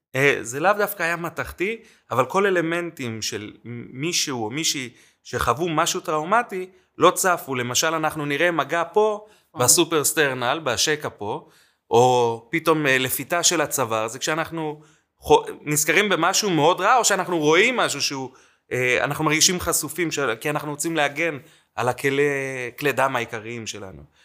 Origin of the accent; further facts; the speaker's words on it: Jerusalem, Jerusalem District, Israel; also born or lived in Mexico City, Mexico; עכשיו אני ירושלמי